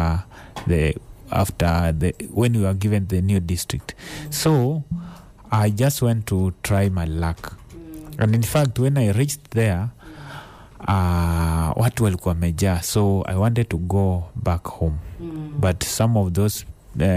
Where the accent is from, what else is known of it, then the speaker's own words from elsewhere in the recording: Shikunga Village, Kakamega County, Kenya; moved away as an adult; also born or lived in Embu / Kisii; I grew up in a place called Shakungu Village within Kakamega County.